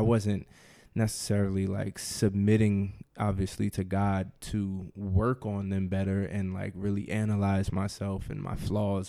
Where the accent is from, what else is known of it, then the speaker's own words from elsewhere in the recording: New Jersey, United States; now in Washington, D.C., United States; I am from New Jersey. I live in D C with my wife, Rashida